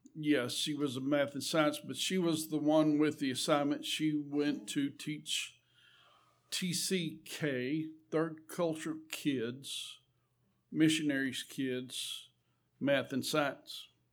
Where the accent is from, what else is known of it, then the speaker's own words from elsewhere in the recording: Eunice, New Mexico, United States; I was raised right there in Eunice. Been there all our lives